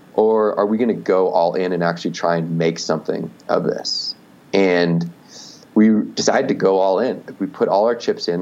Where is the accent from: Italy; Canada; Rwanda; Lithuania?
Canada; Victoria, British Columbia; I grew up in Canada, so was, I was in Victoria, BC.